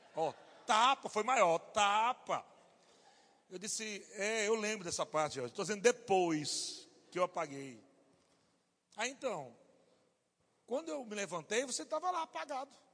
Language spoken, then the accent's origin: Portuguese; Natal, Rio Grande do Norte, Brazil; eu sou de Natal, Rio Grande do Norte